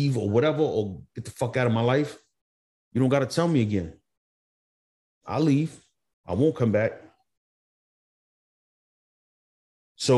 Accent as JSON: {"language": "English", "town": "Montgomery", "country": "United States", "tie": "born or raised there", "said": "growing up in Montgomery"}